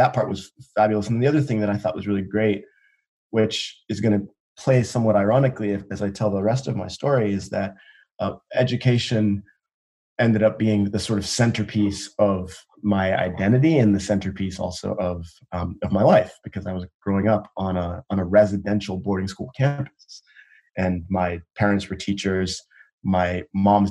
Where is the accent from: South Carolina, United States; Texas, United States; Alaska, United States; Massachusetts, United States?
Massachusetts, United States; Andover; also born or lived in South Africa / New York City; I was born in South Africa in the 80s. I came to the United States as a refugee with my parents, coming out of apartheid. We landed in New York City. And after a series of early twists and turns, managed our way to the beautiful, idyllic campus of Phillips Academy in Andover, Massachusetts, where my parents were high school teachers